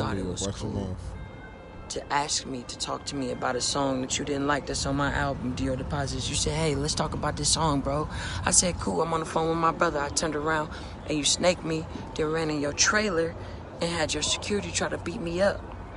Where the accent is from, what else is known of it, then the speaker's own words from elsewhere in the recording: Oakland, California, United States; I'm a nigga from Oakland, California, right?